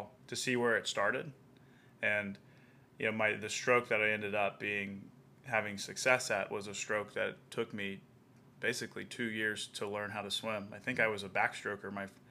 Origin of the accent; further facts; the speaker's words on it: Lynchburg, Virginia, United States; I'm a native to Lynchburg, Virginia.